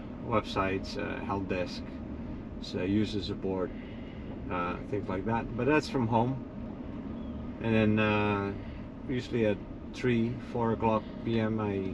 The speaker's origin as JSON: {"language": "English", "country": "Netherlands", "moved": "as an adult", "lives_now": "United States", "said": "I'm from the Netherlands."}